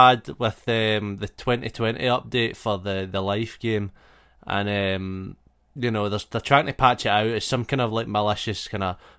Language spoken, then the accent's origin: English; Ayrshire, Scotland, United Kingdom; I'm from Ayrshire.